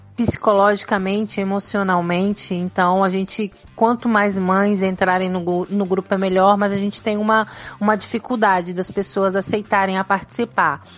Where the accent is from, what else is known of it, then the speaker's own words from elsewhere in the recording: São Paulo, Brazil; moved away; Eu sou paulista, então eu venho de um grande centro